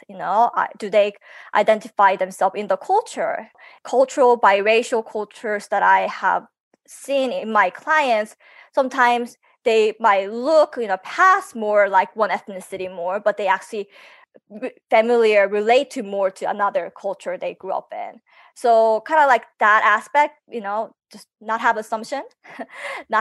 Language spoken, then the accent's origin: English; South Korea; now in United States; I actually was born in Korea